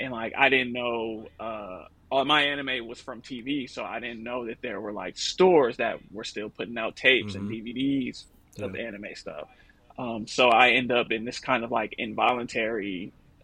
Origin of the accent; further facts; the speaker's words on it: Oakland, California, United States; also born or lived in Los Angeles, California; born and raised in Oakland, California. I moved to LA when I was 22 for school.